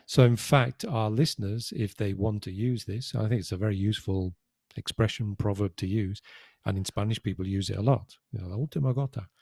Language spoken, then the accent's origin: English; United Kingdom; now in Spain; as a British citizen, my passport was an E U passport.